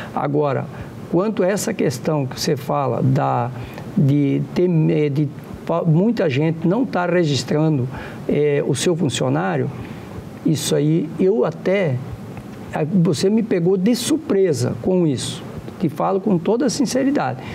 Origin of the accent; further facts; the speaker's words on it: Santa Catarina, Brazil; moved away; also born or lived in Rondônia; É o caso de Santa Catarina, onde eu nasci